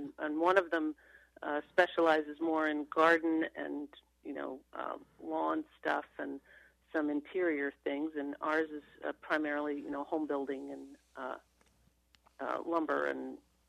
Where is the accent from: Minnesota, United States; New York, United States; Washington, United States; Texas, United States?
New York, United States; Long Island; moved away as an adult; also born or lived in Vermont / Anchorage, Alaska; now in Haines, United States; I grew up on Long Island, New York